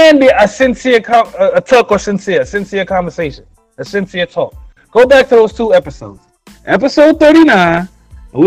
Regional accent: New York City, New York, United States; I'm from Brooklyn

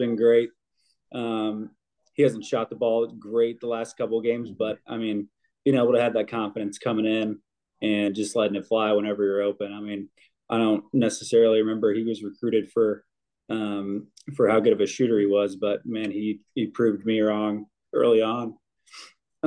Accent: Carmel, Indiana, United States; I came from Carmel High School

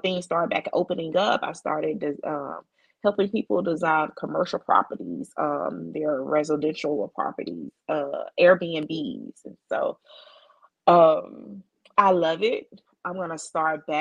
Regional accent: Mississippi, United States; moved away as an adult; now in Houston, United States; in my hometown of Mississippi, we had just got a Nissan factory.

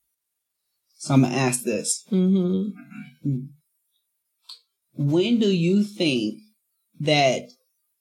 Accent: Chicago, Illinois, United States; moved away as an adult; We moved from Chicago, where I lived my entire life

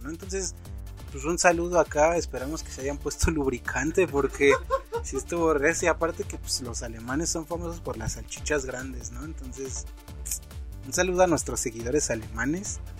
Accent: Mexico

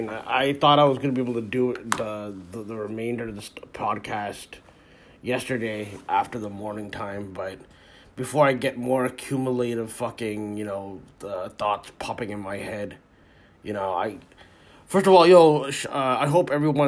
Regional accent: Canada; I'm Canadian, right? And we live literally in the fucking snow

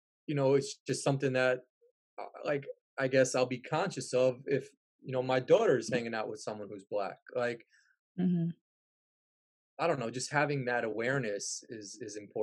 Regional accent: New Rochelle, New York, United States; now in Illinois, United States; where I grew up in New Rochelle

